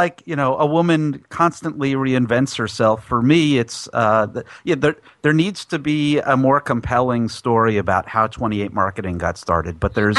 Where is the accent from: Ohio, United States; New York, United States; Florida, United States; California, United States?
California, United States; San Francisco Bay Area; I'm from the Bay Area